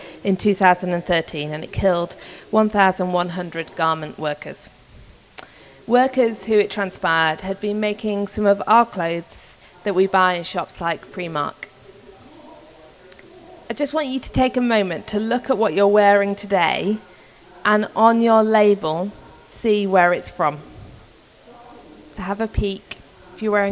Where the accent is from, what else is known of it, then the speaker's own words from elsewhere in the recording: Yorkshire and the Humber, United Kingdom; So I'm from Yorkshire in England. I'm a proper northern girl